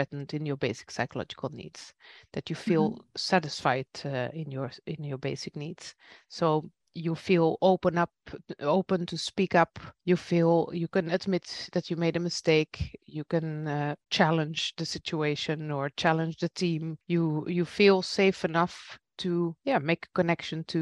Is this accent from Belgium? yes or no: yes; Belgium; now in Netherlands; I'm from Belgium myself, and my parents still live in Belgium